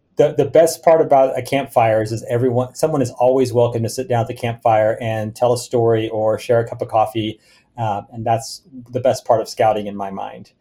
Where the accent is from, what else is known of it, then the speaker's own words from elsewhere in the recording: Oklahoma, United States; I grew up in Oklahoma